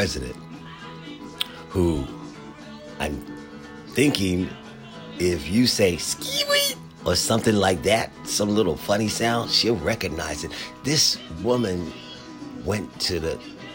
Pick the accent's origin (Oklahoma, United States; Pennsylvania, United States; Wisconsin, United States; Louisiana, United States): Pennsylvania, United States; Philadelphia; now in Washington, D.C. area, United States; my hometown, right around the Civic Center in Philadelphia, Pennsylvania